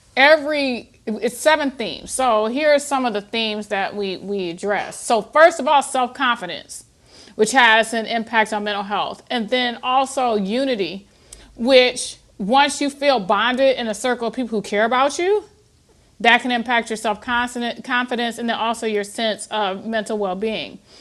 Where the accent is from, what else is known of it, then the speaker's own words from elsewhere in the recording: Toledo, Ohio, United States; I born and raised in Toledo, Ohio